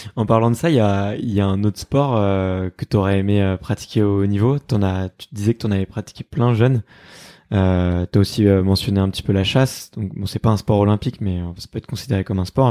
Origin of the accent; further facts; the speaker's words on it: Fontenay-sous-Bois, Île-de-France, France; moi j'ai grandi à Fontenay-sous-Bois donc euh, tu vois je suis un petit gamin du, coin